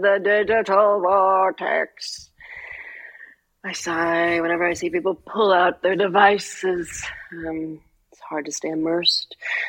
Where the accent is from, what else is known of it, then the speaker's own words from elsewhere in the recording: United Kingdom; I have a British sister, so I have a British niece. I am British.